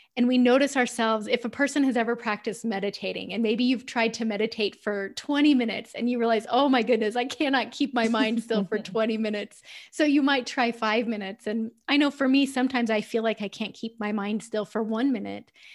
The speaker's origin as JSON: {"language": "English", "country": "United States", "said": "I'm usually in the minority as an American on those calls"}